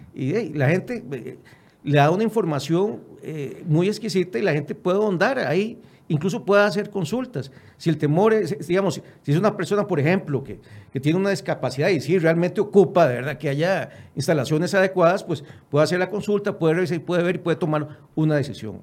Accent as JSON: {"language": "Spanish", "country": "Costa Rica", "said": "nosotros como costarricenses"}